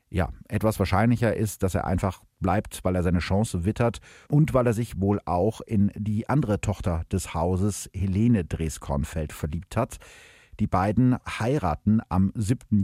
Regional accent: Gütersloh, North Rhine-Westphalia, Germany; aus dem Gütersloher Stadtarchiv, also aus meiner Heimatstadt

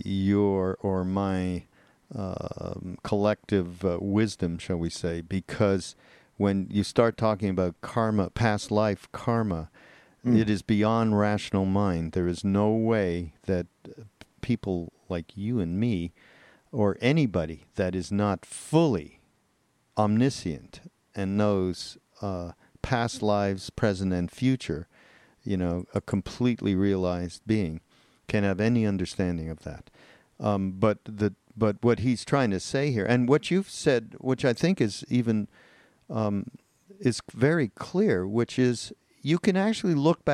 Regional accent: Montreal, Quebec, Canada; I'm from Montreal. You know that. And when I was a kid growing up and I was in high school

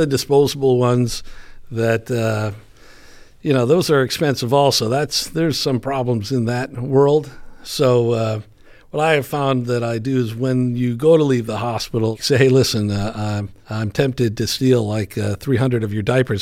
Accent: Chicago, Illinois, United States; I grew up in Chicago.

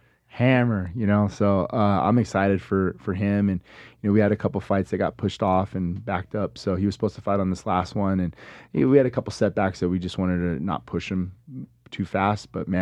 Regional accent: Las Vegas, Nevada, United States; So being born and raised in Vegas, never really think that this is gonna be for

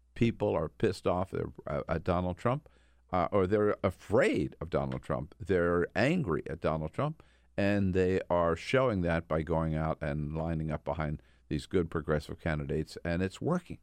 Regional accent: Delaware, United States; moved away; also born or lived in California; my, uh, early days growing up in Delaware

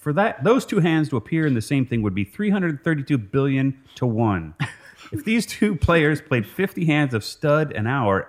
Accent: Cincinnati, Ohio, United States; My hometown is Cincinnati, Ohio.

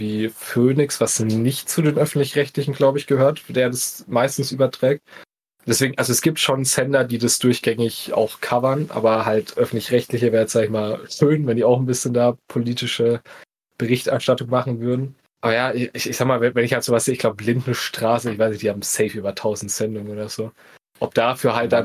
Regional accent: Bavaria, Germany; wir kommen ja auch aus Bayern

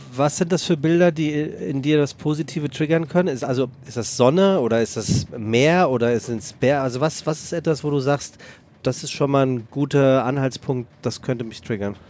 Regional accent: Frankfurt, Hesse, Germany; als gebürtiger Frankfurter

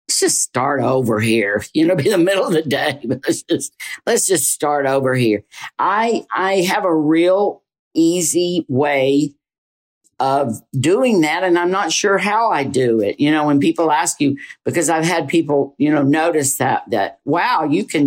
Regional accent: the South, Southern United States, United States; accent: Southern; moved away as an adult; I tried to get rid of my Southern accent

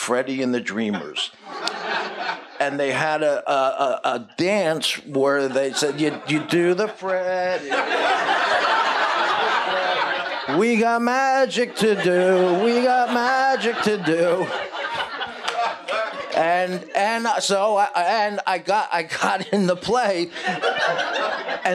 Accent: New Jersey, United States; moved away; I lived 40 minutes out of Manhattan in New Jersey

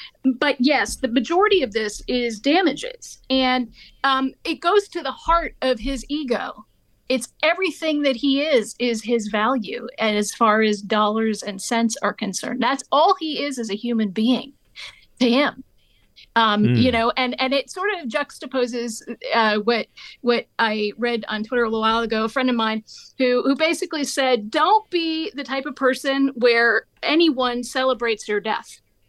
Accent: Maine, United States; born there; And I was born in Maine.

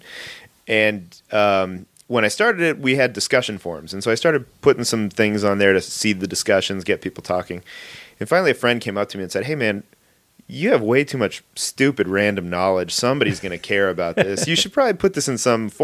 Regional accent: Los Angeles, California, United States; I grew up in the Valley. San Fernando

